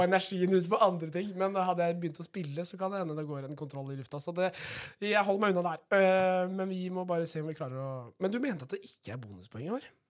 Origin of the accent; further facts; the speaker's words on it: Vestfold og Telemark, Norway; Jeg kommer fra Vestfold og Telemark.